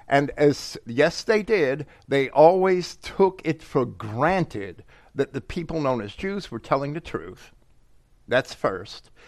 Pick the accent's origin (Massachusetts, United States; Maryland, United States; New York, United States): New York, United States; I grew up right outside of New York City